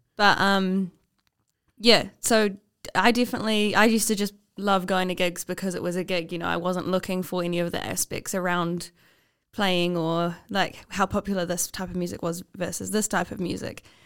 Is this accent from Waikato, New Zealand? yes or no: yes; Taupo, Waikato, New Zealand; moved away; I'm from Taupo, uh, and there's one bar there, Finn's